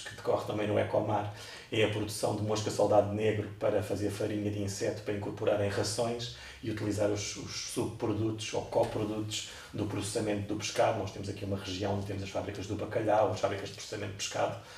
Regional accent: Cascais, Lisbon, Portugal; eu sou de Cascais, sempre cresci ao pé da, da, da praia

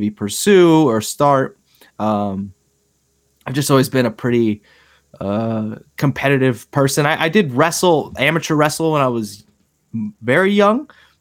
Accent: Berks County, Pennsylvania, United States; Berks County, Pennsylvania

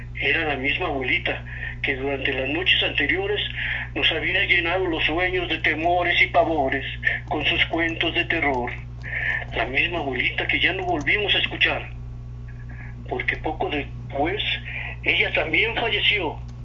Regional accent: Mexico City, Mexico; yo desde mi infancia, yo nací en Tepito

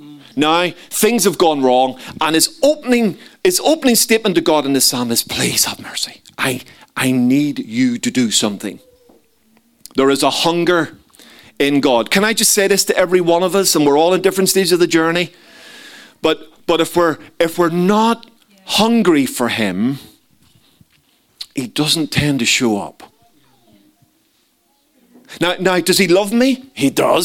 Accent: Belfast, Northern Ireland, United Kingdom; moved away; Growing up in Belfast

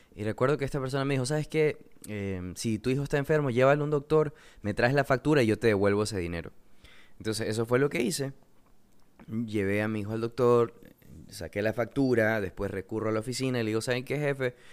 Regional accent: Coast, Ecuador; soy de Ecuador, eh, vivo en la costa

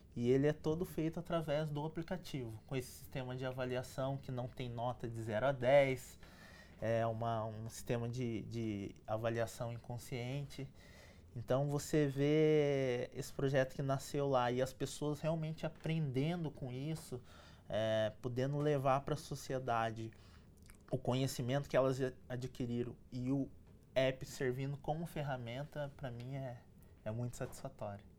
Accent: São José dos Campos, São Paulo, Brazil; eu passei a minha, minha infância, cresci em São José dos Campos

